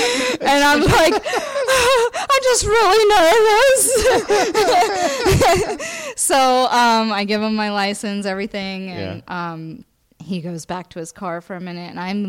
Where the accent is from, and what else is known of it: Florida, United States